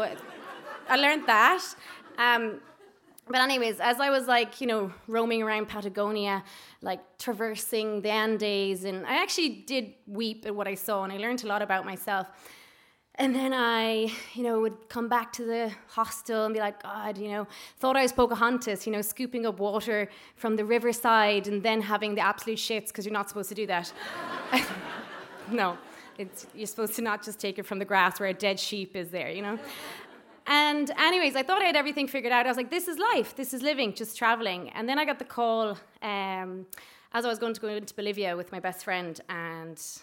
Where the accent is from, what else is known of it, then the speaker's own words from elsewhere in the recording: Ireland; also born or lived in Spain; we're from Ireland